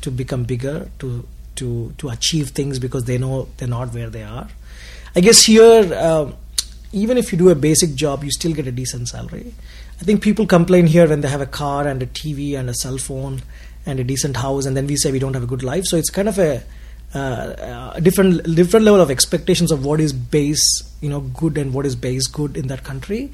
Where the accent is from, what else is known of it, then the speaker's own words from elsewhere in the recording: Hyderabad, Telangana, India; now in Australia; I was born in Hyderabad. Hyderabad is a city in South India